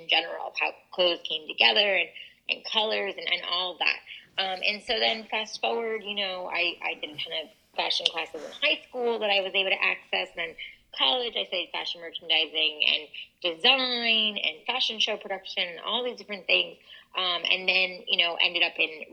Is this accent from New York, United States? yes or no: yes; New York, United States; I'm originally from New York